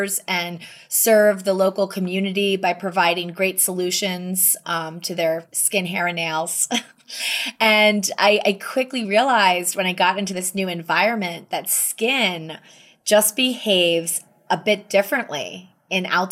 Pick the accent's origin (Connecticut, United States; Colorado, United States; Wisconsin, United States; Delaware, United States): Delaware, United States; suburb of Wilmington; moved away as an adult; also born or lived in New York City; now in Jackson Hole, United States; I grew up in a suburb of Wilmington, Delaware, which is about 30 minutes outside of Philadelphia